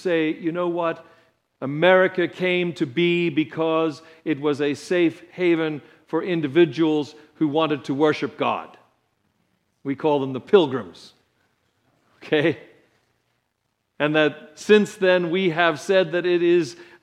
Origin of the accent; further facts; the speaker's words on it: United States; as an American